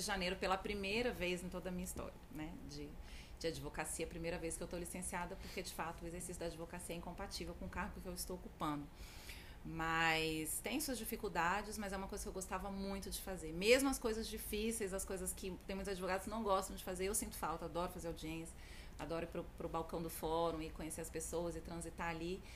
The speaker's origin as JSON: {"language": "Portuguese", "town": "Brasília", "region": "Federal District", "country": "Brazil", "tie": "born or raised there", "said": "Sou brasiliense, nascida e criada aqui. Não só em Brasília, mas no plano piloto"}